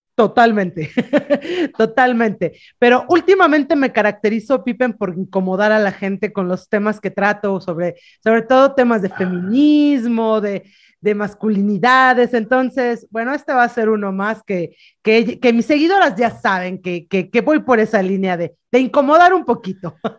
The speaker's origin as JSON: {"language": "Spanish", "country": "Mexico", "said": "una mexicana enamorada de su maternidad"}